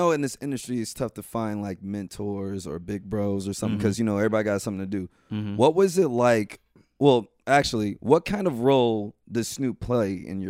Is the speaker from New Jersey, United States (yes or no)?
no; South Bend, Indiana, United States; Me, raised in South Bend.